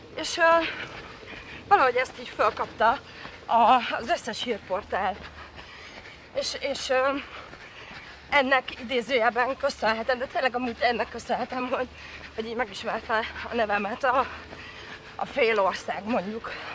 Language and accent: Hungarian; Derecske, Hajdú-Bihar, Hungary; also born or lived in Debrecen; now in Budakalász, Hungary; Derecskén kislányként